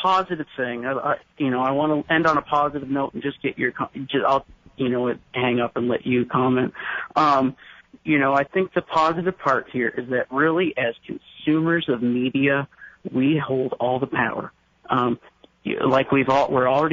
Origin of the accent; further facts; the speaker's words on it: Maine, United States; now in Seattle, United States; I grew up in Maine